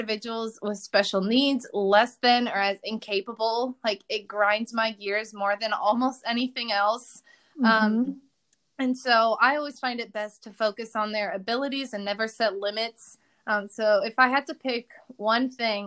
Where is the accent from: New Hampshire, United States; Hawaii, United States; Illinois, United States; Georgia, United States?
Illinois, United States; Chicagoland area; moved away as an adult; also born or lived in Missouri; So I'm from the Chicagoland area. I live about an hour and a half-ish north of the city. I'm in like the far upper corner. I live right by Lake Michigan.